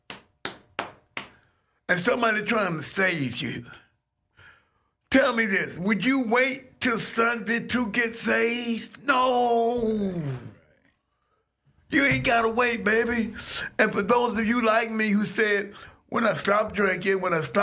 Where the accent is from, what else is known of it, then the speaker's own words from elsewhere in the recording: Atlanta, Georgia, United States; I'm from Atlanta and I got started at this radio station in high school in 1975